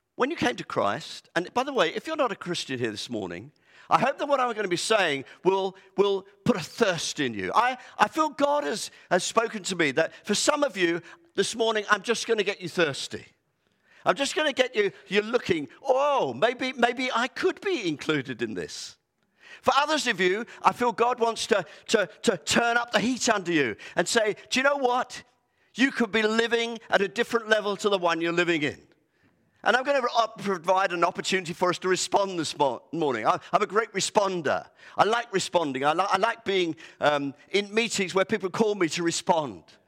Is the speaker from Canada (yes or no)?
no; United Kingdom; we're so British